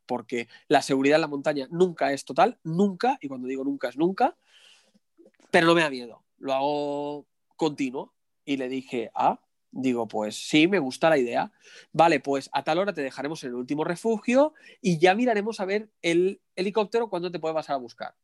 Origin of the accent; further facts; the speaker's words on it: Barcelona, Catalonia, Spain; Yo soy de, de Barcelona